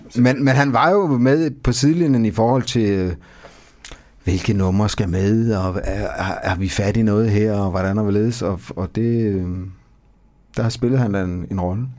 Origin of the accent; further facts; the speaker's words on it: Odense, Southern Denmark, Denmark; jeg er ikke fra Fredericia. Jeg, jeg er fra Odense